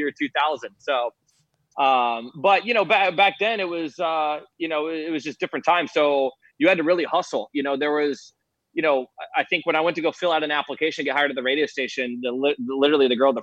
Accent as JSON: {"language": "English", "town": "St. Petersburg", "region": "Florida", "country": "United States", "said": "St. Pete"}